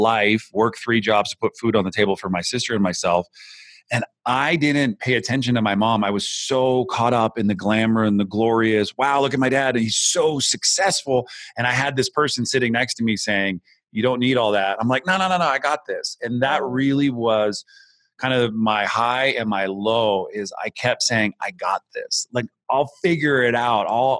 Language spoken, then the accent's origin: English; Santa Cruz, California, United States; I grew up in California. I'm from the Bay Area. I'm from a small town called Santa Cruz